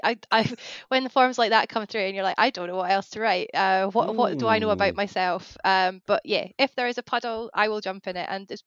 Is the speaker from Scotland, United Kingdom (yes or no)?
yes; Scotland, United Kingdom; moved away; because I'm from the Scottish borders, so I'm like just next to Dumfries and Galloway, and I grew up in the countryside.